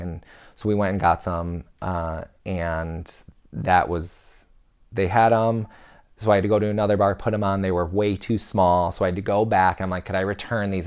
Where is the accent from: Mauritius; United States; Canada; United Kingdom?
United States; we're American